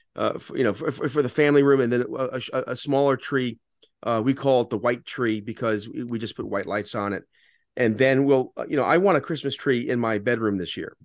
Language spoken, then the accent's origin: English; Fair Lawn, New Jersey, United States; also born or lived in The Bronx, New York; I grew up, you know, remember, remember, when we moved from the Bronx to Jersey, Fairlawn was predominantly Orthodox Jewish